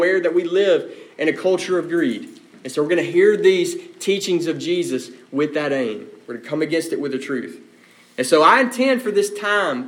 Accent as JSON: {"language": "English", "country": "United States", "said": "Not only are we American Christians, we are Americans"}